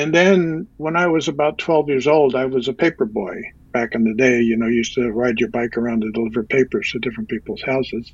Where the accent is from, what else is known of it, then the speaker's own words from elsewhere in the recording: near Ossining, New York, United States; My dad was a butcher, worked for A&P down in Ossining